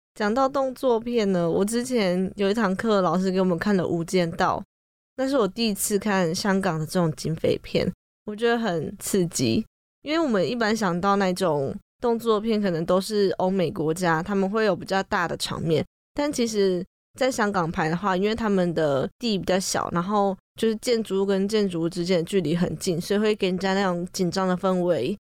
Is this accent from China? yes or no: no; Taiwan; 我们台湾人